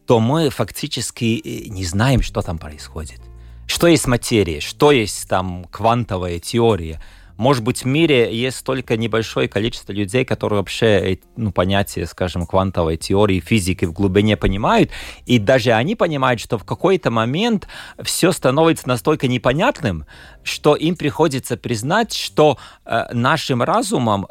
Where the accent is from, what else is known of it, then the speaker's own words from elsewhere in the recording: Latgale, Latvia; С детства я был из Латгалии